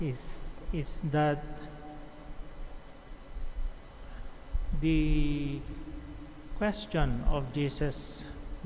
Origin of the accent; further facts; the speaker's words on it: Abra, Cordillera Administrative Region, Philippines; I am a priest from Northern Philippines, Diocese of Banged, Abra